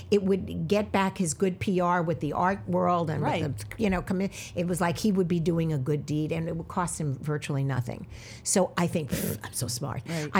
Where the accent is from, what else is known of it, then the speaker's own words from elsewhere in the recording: New York City, New York, United States; I'm outer from Brooklyn. Where in Brooklyn? In Midwood. It was Flappish, Midwood, Kensington.